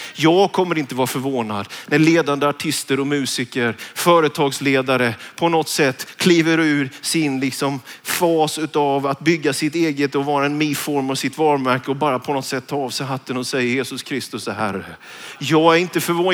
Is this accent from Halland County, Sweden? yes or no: no; Vetlanda, Jönköping County, Sweden; när jag gick gymnasiet hemma i Vetlanda, Njudungsgymnasiet